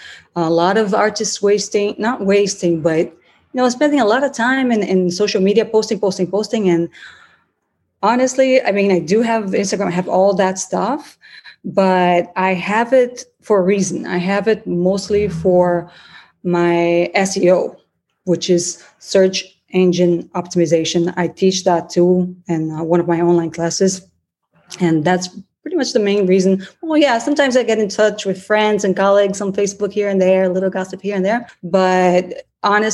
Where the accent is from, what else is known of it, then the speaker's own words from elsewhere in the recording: Brazil; first language Portuguese; English is a second language; moved away as an adult; also born or lived in United States; now in Miami Beach, United States; I'm originally from Brazil, from Italian family.